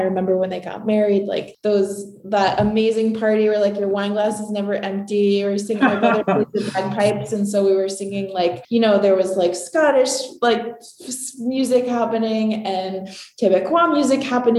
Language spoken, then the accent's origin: English; Newry, Maine, United States; also born or lived in Paris, France; now in Portland, United States; I was born and raised in Maine. I grew up in a little town in Western Maine called Newry